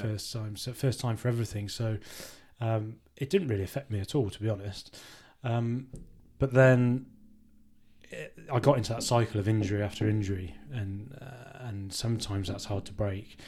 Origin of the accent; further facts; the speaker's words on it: Worcester, West Midlands, United Kingdom; it was my hometown club